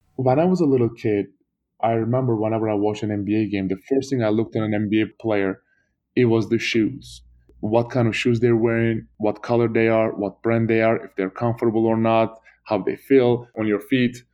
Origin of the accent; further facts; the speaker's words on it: Turkey; moved away; Turkey because my family was involved and that was my home country